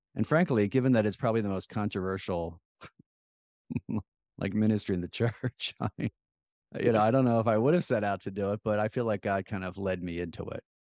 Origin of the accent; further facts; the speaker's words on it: Plymouth Meeting, Pennsylvania, United States; When we were growing up in Plymouth Meeting, our big field trip was Independence Hall